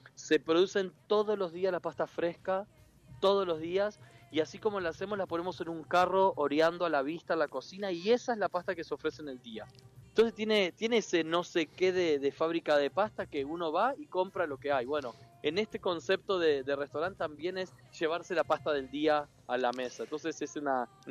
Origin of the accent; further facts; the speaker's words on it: Entre Ríos, Argentina; moved away; toda la vida, toda la vida en Entre Ríos eh, crecí entre bolsones de harina y, planchas de ravioles